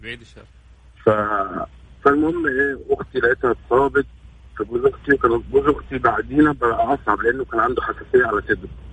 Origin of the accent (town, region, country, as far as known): Egypt; moved away as an adult; now in Saudi Arabia